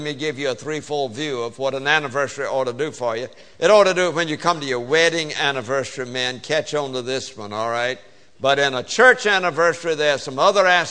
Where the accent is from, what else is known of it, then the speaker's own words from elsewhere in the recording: the South, Southern United States, United States; accent: Southern; I speak Southern. English is my second language.